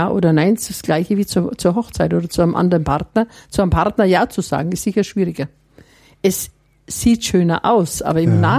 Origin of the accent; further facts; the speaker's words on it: Herrieden, Bavaria, Germany; bei uns zu Hause in Herrieden, Mittelfranken, gab es keine weiterführende